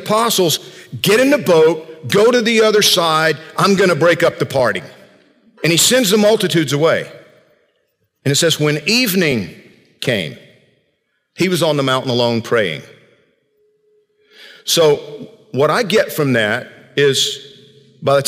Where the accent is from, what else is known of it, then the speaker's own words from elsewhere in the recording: Georgia, United States; growing up in Georgia